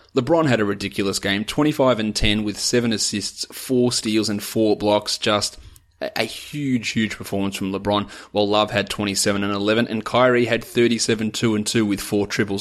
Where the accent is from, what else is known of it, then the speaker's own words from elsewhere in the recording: Australia; I'm an Aussie